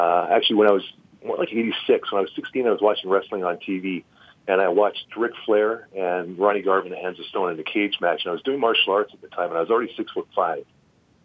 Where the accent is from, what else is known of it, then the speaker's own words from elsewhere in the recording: Vancouver, British Columbia, Canada; now in Calgary, Canada; I'm from Vancouver originally